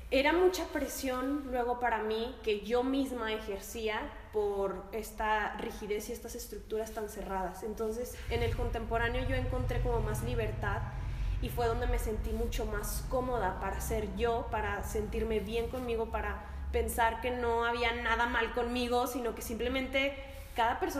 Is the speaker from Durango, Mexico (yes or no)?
yes; Lerdo, Durango, Mexico; Bueno, pues eh, yo soy de Lerdo Durango, tengo 25 años, estoy dentro de la danza desde los 15 años.